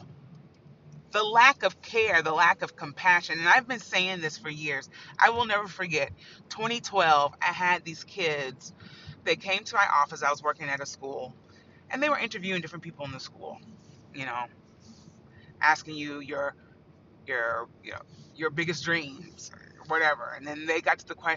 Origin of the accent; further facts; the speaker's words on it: Indiana, United States; I grew up in Indiana.